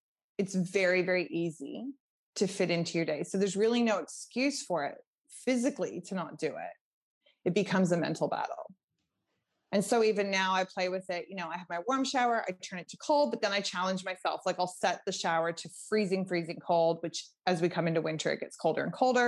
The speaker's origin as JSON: {"language": "English", "region": "Nova Scotia", "country": "Canada", "tie": "born or raised there", "said": "I'm from Nova Scotia, Canada. So, you know, I grew up swimming in quite cold water most of the year."}